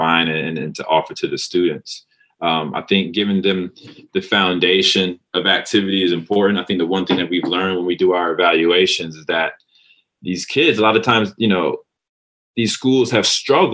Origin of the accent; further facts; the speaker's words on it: North Carolina, United States; moved away as an adult; also born or lived in Manhattan, New York; now in New York City, United States; I was in North Carolina from the age of 8 to 18. I'm from Manhattan, then I moved to North Carolina